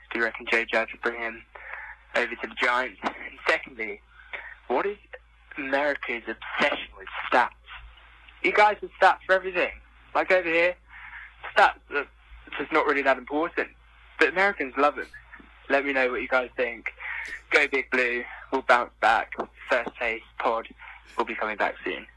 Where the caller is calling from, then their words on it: London, United Kingdom; I'm calling from London, um, England, in my bedroom.